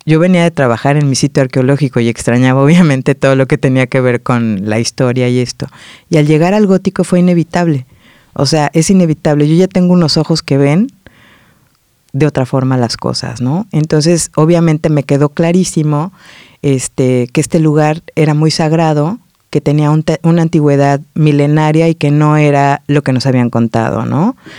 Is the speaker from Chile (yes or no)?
no; Morelos, Mexico; moved away as an adult; now in Barcelona, Spain; vengo de Morelos, en México